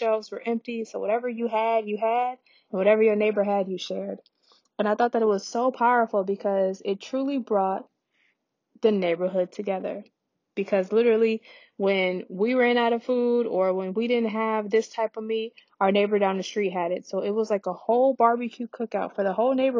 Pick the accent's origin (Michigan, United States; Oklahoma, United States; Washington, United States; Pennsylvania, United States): Michigan, United States; Detroit; my hometown in Detroit